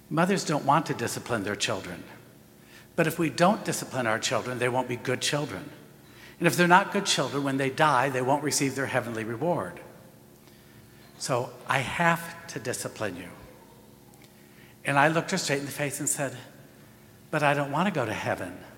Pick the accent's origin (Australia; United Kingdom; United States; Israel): United States; we are as American Catholics today